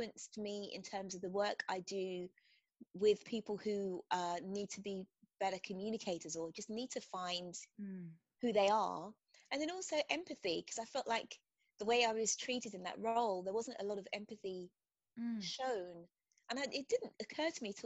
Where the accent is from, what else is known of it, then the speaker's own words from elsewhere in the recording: England, United Kingdom; moved away as an adult; also born or lived in United States; I'm from England, as you can probably hear.